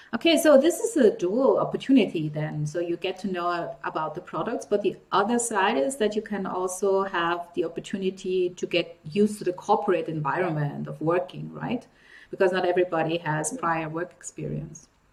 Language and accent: English; Nigeria; I grew up in Africa as well. I grew up in Nigeria, which is actually right next to Cameroon.